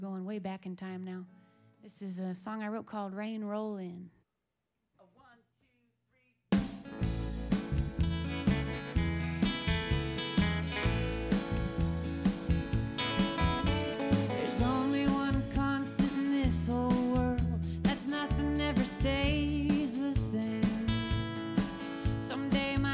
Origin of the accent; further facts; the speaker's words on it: Idaho, United States; moved away as an adult; also born or lived in Santa Fe, New Mexico; now in Boston, United States; Growing up in Idaho